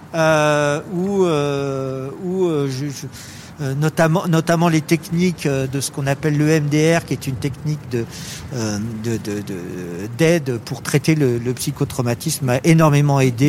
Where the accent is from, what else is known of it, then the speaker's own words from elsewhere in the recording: France; on est français